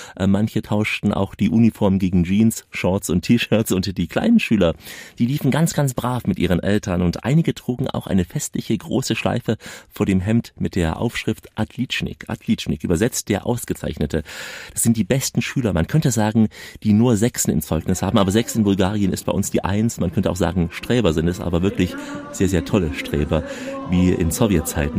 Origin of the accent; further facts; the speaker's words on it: Germany; Bei uns in Deutschland